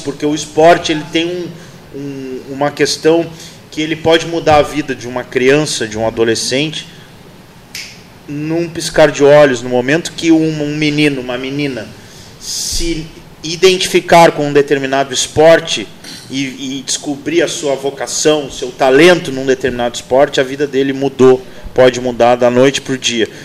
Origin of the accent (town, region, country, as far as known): Pelotas, Rio Grande do Sul, Brazil; born or raised there; also born or lived in Santa Maria